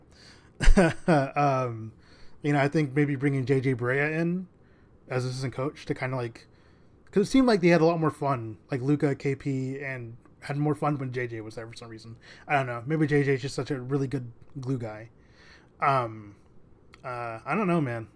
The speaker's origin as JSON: {"language": "English", "country": "United States", "said": "being American, but also having a Mexican heritage"}